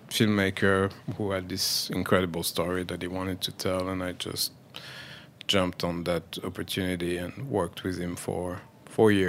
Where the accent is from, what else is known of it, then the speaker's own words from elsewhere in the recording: Paris, Île-de-France, France; now in New York, United States; I grew up in Paris